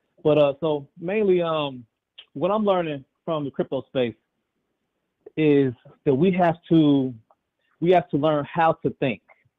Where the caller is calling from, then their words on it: Chicago, Illinois, United States; I'm tuning in from Chicago.